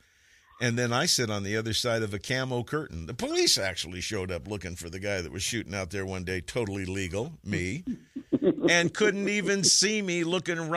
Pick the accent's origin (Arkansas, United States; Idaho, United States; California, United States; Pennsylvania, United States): California, United States; Vacaville; when I grew up in Vacaville.